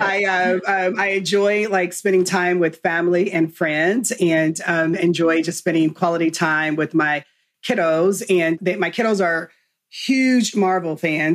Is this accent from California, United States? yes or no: yes; Southern California, United States; moved away as an adult; now in Texas, United States; born and raised in California, um, Southern Cal, on the opposite side of the track.